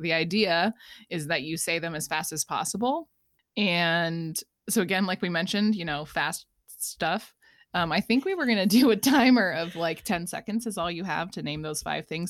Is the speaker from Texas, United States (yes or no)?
no; Los Angeles, California, United States; moved away as an adult; also born or lived in Greenville, South Carolina / Fort Collins, Colorado; now in Colorado, United States; I was born in Los Angeles and stayed in Los Angeles for 21 years.